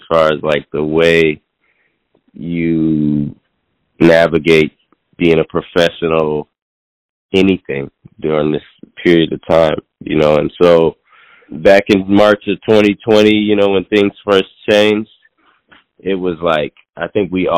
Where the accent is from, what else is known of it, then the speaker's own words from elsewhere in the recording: Seattle, Washington, United States; moved away; also born or lived in New York; I'm originally from Seattle, and I came back to Seattle back in 2020